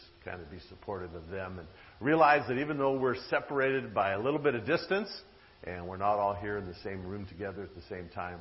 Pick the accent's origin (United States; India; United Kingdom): United States; Long Beach, California; one of my friends I grew up with in the Long Beach Church